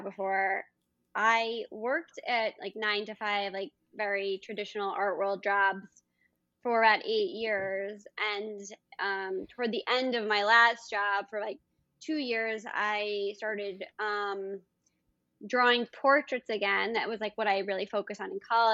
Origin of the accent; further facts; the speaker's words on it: New York City, New York, United States; I grew up in New York City. That's where I'm based now and live and work